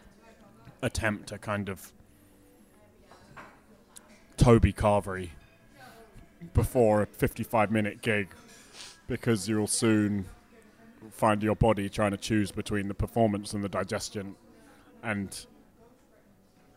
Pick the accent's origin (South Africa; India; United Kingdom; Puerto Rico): United Kingdom; Scotland; I'm Scottish.